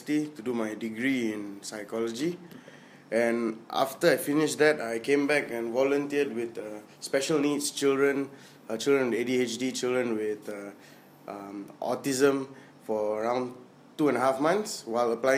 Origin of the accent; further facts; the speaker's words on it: Penang, Malaysia; I came from Bukit Glugor. I actually did my Standard 4, Standard 5, Standard 6 there